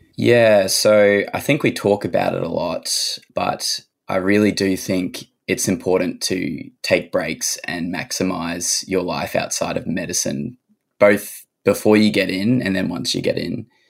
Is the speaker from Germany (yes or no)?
no; Cairns, Queensland, Australia; also born or lived in Sunshine Coast, Queensland / Sydney; now in Orange, Australia; I grew up in Cairns, so that's where my story starts.